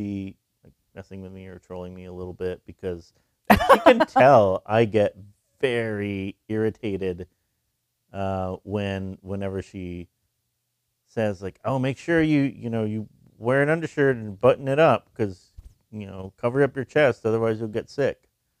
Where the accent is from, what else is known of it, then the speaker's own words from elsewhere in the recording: Texas, United States; I'm from Texas, listeners at home, if you didn't know that. I'm from Texas.